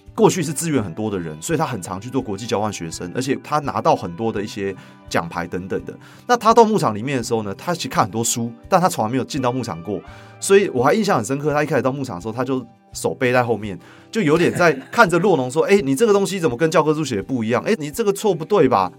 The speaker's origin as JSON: {"language": "Chinese", "region": "Taipei", "country": "Taiwan", "tie": "born or raised there", "also_born_or_lived": "Yunlin / Changhua", "moved": "as an adult", "said": "我是这个在台北长大的小孩，所以我虽然到了这个云林工作，那我的生活圈现在在彰化、云林加一台南这些，大家这个稍微比较是一个农业区的地方"}